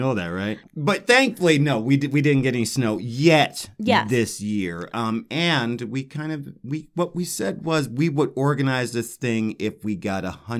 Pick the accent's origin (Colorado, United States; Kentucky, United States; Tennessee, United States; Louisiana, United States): Colorado, United States; Denver; Because I love Denver. It's my hometown.